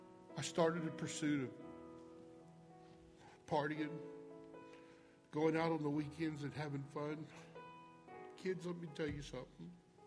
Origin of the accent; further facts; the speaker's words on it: Tampa, Florida, United States; also born or lived in Virginia; I was born in Virginia. And in the third grade, my parents surrendered the full-time Christian ministry and moved to a place in Tampa, Florida called the Faith Children's Home.